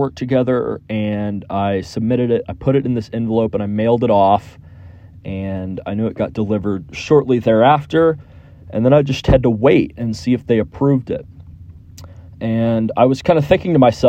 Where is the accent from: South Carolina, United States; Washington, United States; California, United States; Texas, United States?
Texas, United States; Houston; I flew from my hometown of Houston, Texas, here in the United States